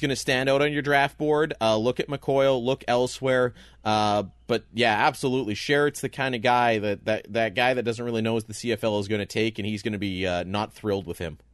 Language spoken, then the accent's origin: English; Canada; there's not many guys that are more proud to be Canadian than the two of us